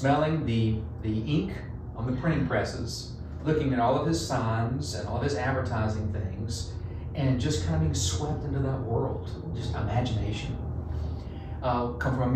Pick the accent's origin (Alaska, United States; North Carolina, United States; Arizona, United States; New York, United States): North Carolina, United States; Central; accent: Texas; moved away as an adult; now in Virginia, United States; North Carolina, Central North Carolina, basketball crazy. I think I grew up with a basketball in my crib